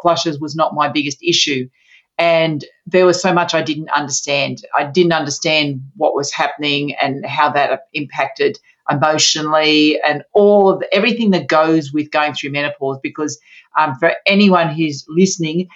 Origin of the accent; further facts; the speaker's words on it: Sydney, New South Wales, Australia; So I'm from Australia, mm-hmm. from Sydney, Australia